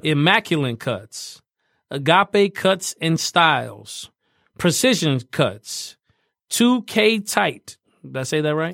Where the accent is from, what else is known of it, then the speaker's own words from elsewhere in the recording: Fort Wayne, Indiana, United States; moved away; growing up in Fort Wayne